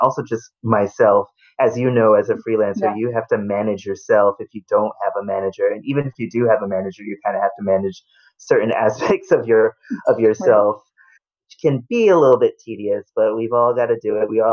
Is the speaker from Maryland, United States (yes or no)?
no; Providence, Rhode Island, United States; moved away as an adult; also born or lived in Virginia / Boston / Boulder, Colorado; I was born in Virginia, raised in Providence, Rhode Island. So I consider myself a New Englander